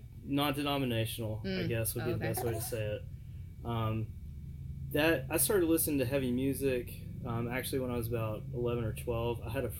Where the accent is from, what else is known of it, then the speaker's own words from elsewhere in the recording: Memphis, Tennessee, United States; moved away; also born or lived in Arkansas; I was born in Arkansas and lived there for about 11 years as a kid. Then I moved to Memphis, but I grew up in Memphis, so that's where I say I'm from.